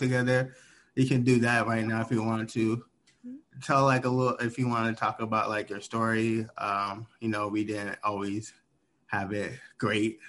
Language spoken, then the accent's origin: English; Bremerton, Washington, United States; Growing up in Bremerton